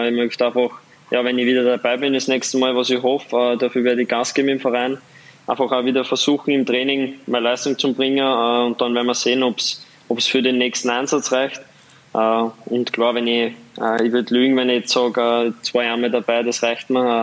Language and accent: German; Waldviertel, Lower Austria, Austria; accent: Waldviertler Dialekt; moved away; mein Waldviertler Dialekt